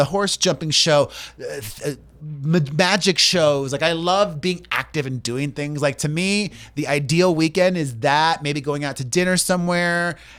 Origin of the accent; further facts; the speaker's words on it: Miami, Florida, United States; moved away as an adult; also born or lived in New York City; I moved back to New York. I went to college. I'm from Miami originally. Went to school in New York City.